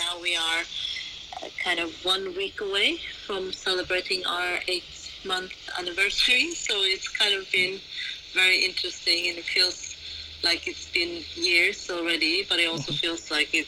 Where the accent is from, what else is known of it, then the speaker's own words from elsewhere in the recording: Oslo, Norway; now in London, United Kingdom; originally I'm from Oslo, Norway